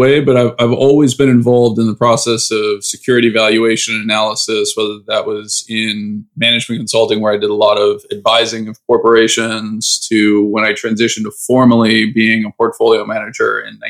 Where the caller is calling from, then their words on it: California, United States; I am calling you from Northern California, just outside of San Francisco.